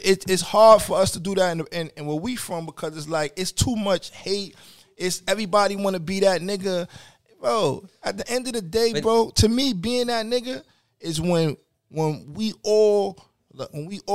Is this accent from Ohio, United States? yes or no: no; New York City, New York, United States; I'm from New York City